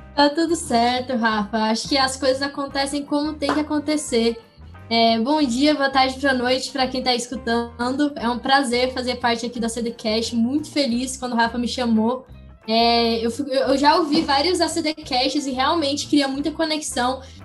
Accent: Goiânia, Goiás, Brazil; eu nasci em Goiânia, Goiás, é, em 2002

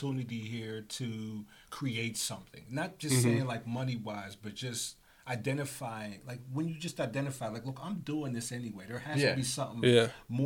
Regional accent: Braddock, Pennsylvania, United States; I'm from Braddock

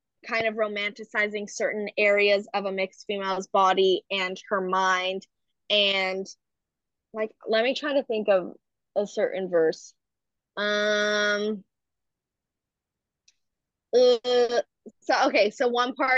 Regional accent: Marin County, California, United States; also born or lived in San Francisco, California; now in Berkeley, United States; I grew up in Marin County, which is a very predominantly white area

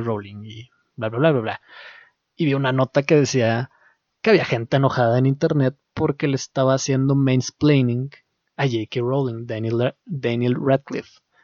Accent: Mexico; y yo siendo mexicano

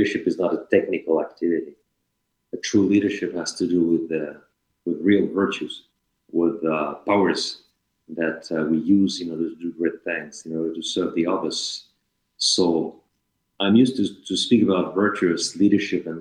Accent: France; English is a second language; moved away as an adult; also born or lived in Paris / Strasbourg / Helsinki, Finland; I am from France, but I left France when I was 27

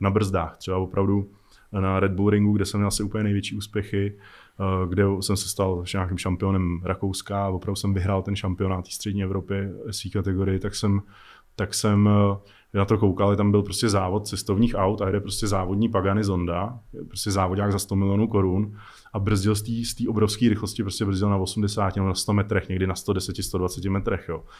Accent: Czechia; my máme strašně dobrý piloty u nás jako v Čechách, jako strašní legendy, které jsou úplně jako neznámí jenom tím, že jsme Češi

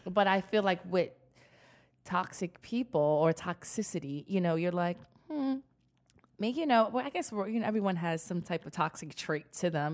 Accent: New York City, New York, United States; I'm from the Bronx, I'm hood

